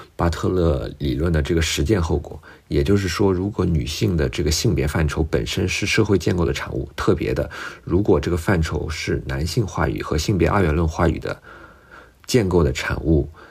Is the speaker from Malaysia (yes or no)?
no; China; 用我们中国人特别熟悉的话来说